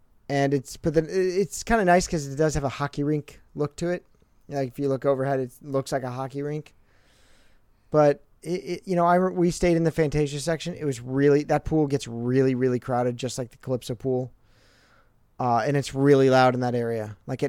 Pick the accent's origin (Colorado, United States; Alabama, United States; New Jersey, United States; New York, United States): New Jersey, United States; I was barely from Jersey at this point.